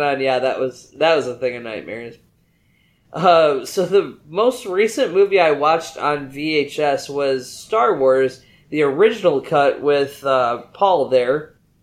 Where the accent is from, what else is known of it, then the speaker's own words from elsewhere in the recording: West Michigan, United States; now in Houston, United States; I am originally from the West Michigan area, but I now live in the greater Houston area.